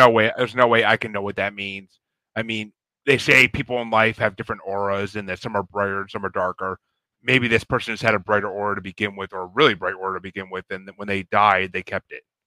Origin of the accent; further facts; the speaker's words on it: New York, United States; I'm from New York